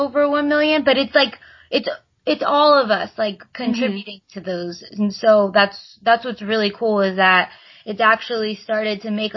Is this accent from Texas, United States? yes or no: yes; Texas, United States; we're from Texas. Like, we're the Texas girls